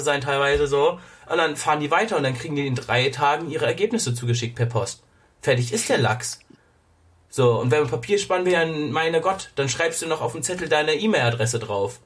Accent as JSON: {"language": "German", "country": "Germany", "said": "bei uns in Deutschland"}